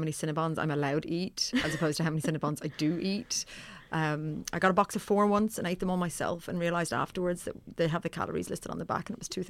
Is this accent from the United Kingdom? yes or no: no; Johannesburg, Gauteng, South Africa; moved away; I'm from Johannesburg.